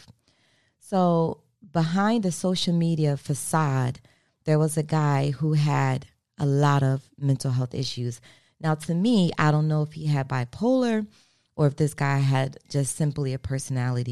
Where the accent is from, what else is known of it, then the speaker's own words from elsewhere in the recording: Maryland, United States; moved away as an adult; also born or lived in South Florida; now in Florida, United States; I'm from Maryland. I've been in Florida, though, for going on 22 years